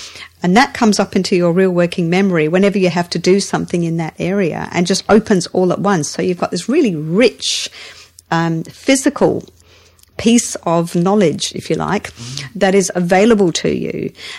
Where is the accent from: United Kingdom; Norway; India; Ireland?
United Kingdom; Scotland; also born or lived in England; Scotland and England. So around Britain, mainly Scotland, but also high school here as well.